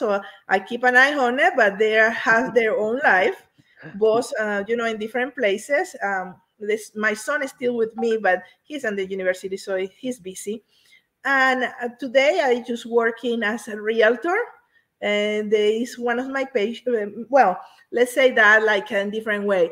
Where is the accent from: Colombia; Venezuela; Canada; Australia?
Venezuela; Tucupita, Delta Amacuro; first language Spanish; English is a second language; moved away; I am from Venezuela. Venezuela is a beautiful country where I have the privilege to have been born there. I born in a very, very small town called Tucupita.